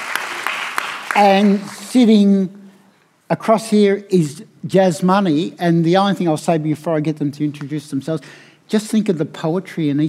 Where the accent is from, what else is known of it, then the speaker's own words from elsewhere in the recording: Melbourne, Victoria, Australia; I'm from Wurundjeri country in Naam in Melbourne